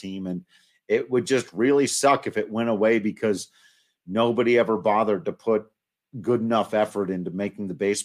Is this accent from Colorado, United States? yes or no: yes; Colorado, United States; We're from Colorado